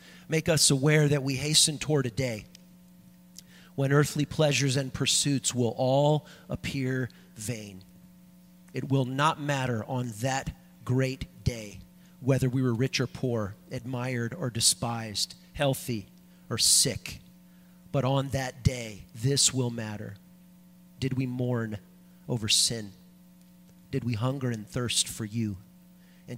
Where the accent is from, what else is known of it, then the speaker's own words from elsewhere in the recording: Los Angeles, California, United States; moved away as an adult; also born or lived in Washington State; now in Wisconsin, United States; I grew up in Southern California in the San Fernando Valley, surrounded by those Santa Ana foothills.